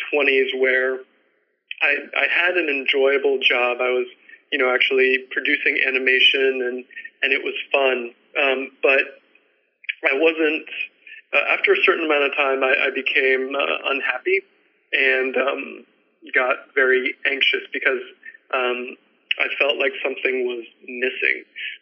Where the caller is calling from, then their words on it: New York City, New York, United States; So I'm calling from New York City